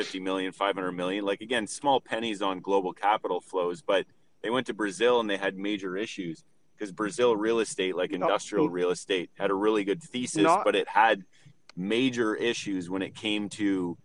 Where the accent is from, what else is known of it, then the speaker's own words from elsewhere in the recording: Sault Ste. Marie, Ontario, Canada; I grew up in the Sioux